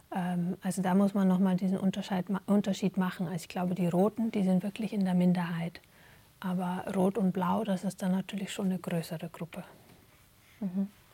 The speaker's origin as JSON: {"language": "German", "country": "Germany", "tie": "born or raised there", "moved": "as an adult", "lives_now": "Belgium", "said": "selber aufgewachsen in Deutschland"}